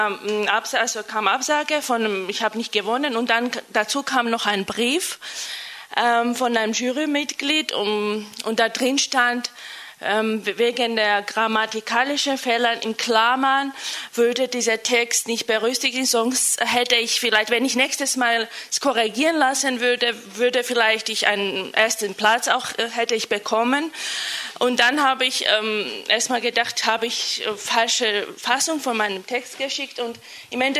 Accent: Georgia; first language Georgian; German is a second language; mein Deutsch ist so eigen. Ich benutze gerne mein andere, weil meine Muttersprache Georgisch ist, ähm, auch andere Redewendungen.

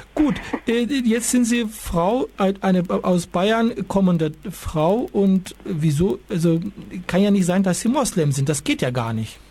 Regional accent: Turkey; now in Munich, Germany; ich bin der normalste Türke, den es gibt.

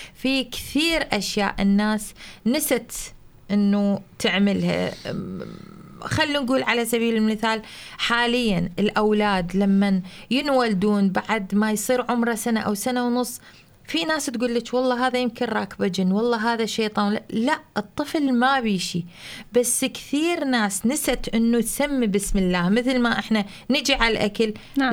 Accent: Iraq; moved away as an adult; now in Germany; من العراق

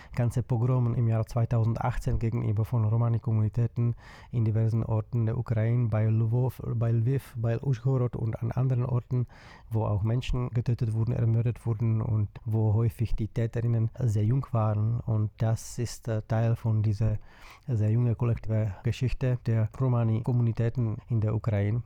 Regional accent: Czechia; Ich komme aus der Tschechischen Republik

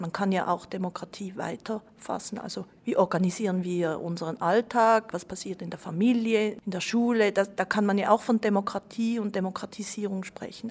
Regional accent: Switzerland; ich bin in der Schweiz geboren

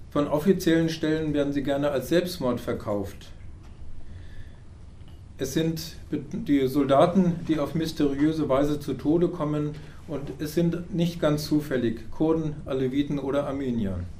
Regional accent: Karakoçan, Elazığ Province, Turkey; German is a second language; moved away as an adult; now in Germany; Ich stamme aus Karakotschan in Kurdistan. Ich bin seit Anfang Oktober 2019 in Deutschland und lebe hier als Geflüchteter.

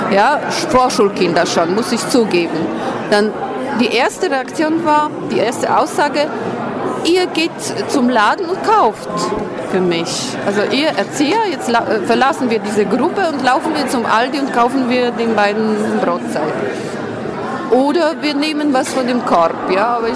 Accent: Poland; German is a second language; moved away; ich komme aus Polen, ich, ich habe erlebt, äh, äh äh, Zeiten äh, mit, mit Gutscheinen, mit diesen Zettelnahrung war verteilt. Und äh, ich, bin, ich lebe schon hier ein Viertel Jahrhundert

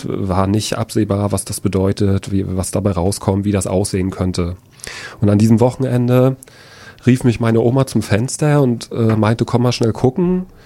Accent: Rostock, Mecklenburg-Vorpommern, Germany; Ich war zehn Jahre alt. Ich bin in Lichtenhagen aufgewachsen. Ich bin in Lichtenhagen zur Schule gegangen.

